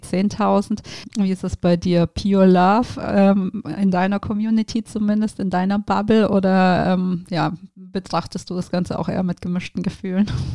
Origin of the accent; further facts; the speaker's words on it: Geislingen an der Steige, Baden-Württemberg, Germany; moved away; also born or lived in Tübingen; ich bin ja ähm, in der Nähe von Stuttgart tatsächlich aufgewachsen. Ich komme von, ah. aus Geislingen an der Steige